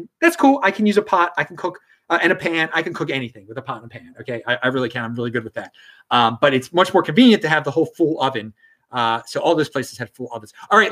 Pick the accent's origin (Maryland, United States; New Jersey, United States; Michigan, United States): Maryland, United States; Baltimore; I'm from Baltimore